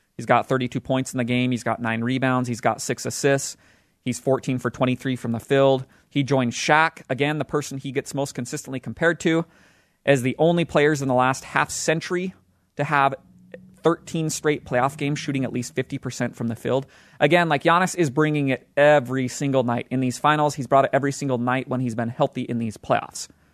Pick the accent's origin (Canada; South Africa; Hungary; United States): United States; Utah; the state of Utah, my hometown state where I live